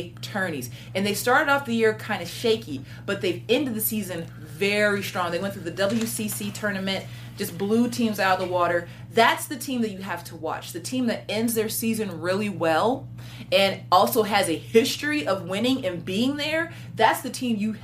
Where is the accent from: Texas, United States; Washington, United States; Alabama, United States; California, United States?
Washington, United States; I'm from Washington State